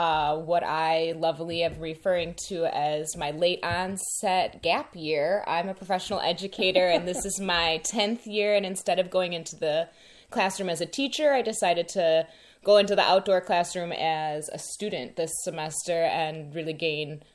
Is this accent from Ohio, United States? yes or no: yes; Cleveland, Ohio, United States; moved away; also born or lived in Chicago; I'm from Cleveland and lived a long time in Chicago